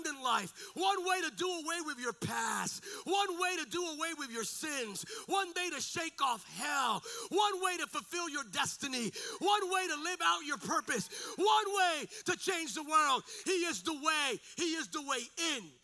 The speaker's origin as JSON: {"language": "English", "town": "Bethlehem", "region": "Pennsylvania", "country": "United States", "tie": "born or raised there", "moved": "yes", "said": "I'm from Pennsylvania originally, and I grew up as a nerd in this little house in a little community"}